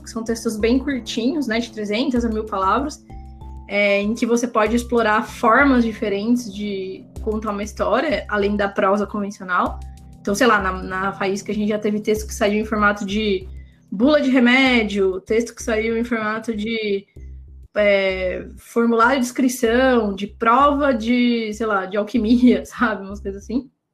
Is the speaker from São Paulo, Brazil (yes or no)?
yes; Campinas, São Paulo, Brazil; now in Paulínia, Brazil; Eu sou do interior de São Paulo, sou de. Eu sou de Campinas, eu moro em Paulínia